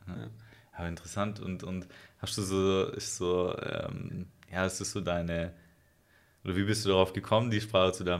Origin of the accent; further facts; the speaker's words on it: Germany; als Europäer oder als Deutsche